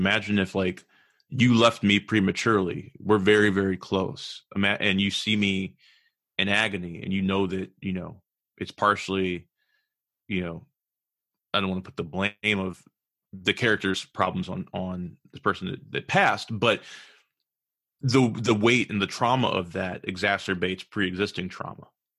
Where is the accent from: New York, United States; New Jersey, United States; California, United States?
California, United States; also born or lived in Chicago; So I actually grew up between Chicago and California. I was born in California, and then we moved to Chicago, and we went kind of back and forth between Chicago and California.